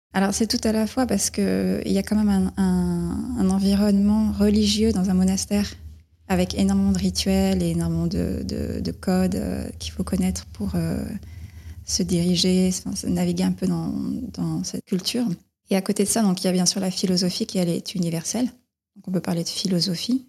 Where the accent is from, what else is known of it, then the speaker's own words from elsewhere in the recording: Dordogne, Périgord vert, Nouvelle-Aquitaine, France; moved away as an adult; now in Vevey, Switzerland; Je suis née en France, en Dordogne, dans la forêt euh, du Périgord vert